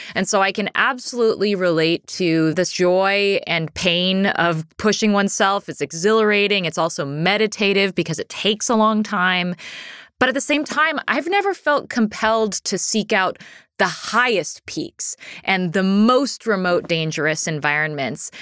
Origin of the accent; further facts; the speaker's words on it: Pacific Northwest, United States; Growing up in the Pacific Northwest